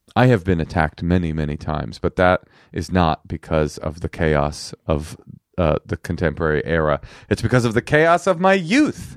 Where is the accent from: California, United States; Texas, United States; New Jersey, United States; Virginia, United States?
California, United States; Oakland; first language American Sign Language; English is a second language; also born or lived in New York; I was raised in Oakland with my s, my mother, my, a deaf single mother on welfare in Oakland Public Schools